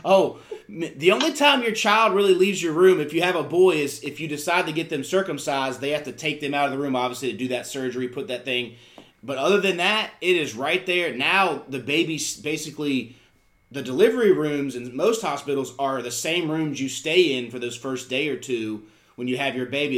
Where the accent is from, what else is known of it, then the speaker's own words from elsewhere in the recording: Charlotte, North Carolina, United States; also born or lived in Virginia; we moved here when I was in kindergarten. So even, I mean, I've been here for almost 30 years. I say, I, I mean, obviously I was raised here